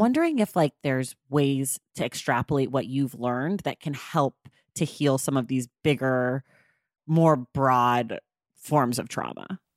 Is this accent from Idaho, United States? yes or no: no; Oakland, California, United States; we grew up, uh, you and I, very close to one another. I'm from Oakland